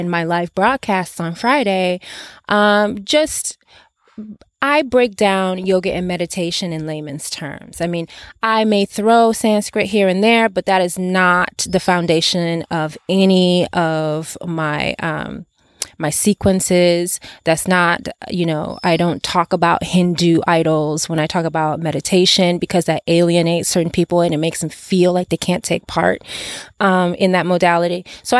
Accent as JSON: {"language": "English", "country": "Nigeria", "second_language": "English", "lives_now": "Los Angeles, United States", "said": "I am originally from Nigeria, but I reside in Los Angeles currently"}